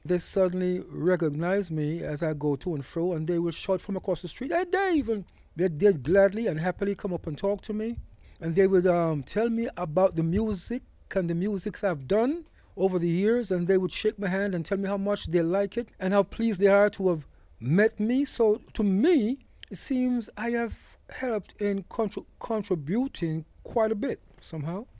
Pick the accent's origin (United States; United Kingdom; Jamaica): Jamaica; moved away; I was brought up in Jamaica